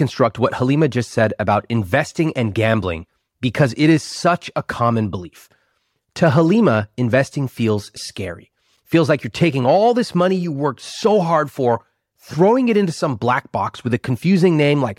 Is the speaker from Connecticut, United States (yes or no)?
no; Sacramento, California, United States; born or raised there